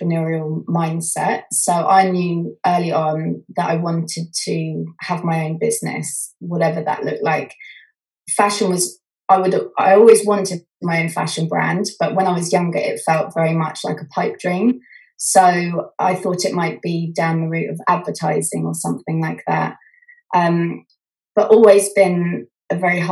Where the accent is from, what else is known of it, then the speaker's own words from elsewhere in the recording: Wantage, South East England, United Kingdom; I grew up just outside of Oxford, a small town called Wantage, which didn't have a lot going on